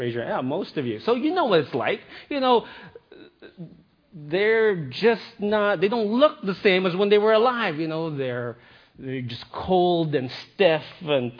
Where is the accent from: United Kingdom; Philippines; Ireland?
Philippines; moved away; I grew up in the Philippines, and I spent a lot of time with my grandmother